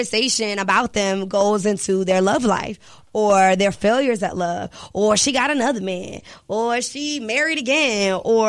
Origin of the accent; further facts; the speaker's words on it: Richmond, United States; I'm still from Richmond